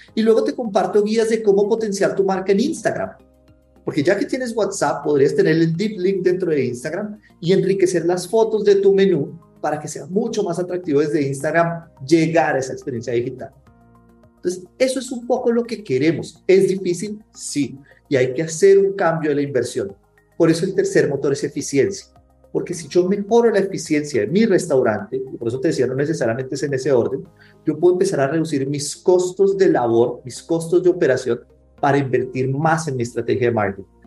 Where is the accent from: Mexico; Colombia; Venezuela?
Colombia; accent: Colombian; colombiano, como se pueden dar cuenta por el acento.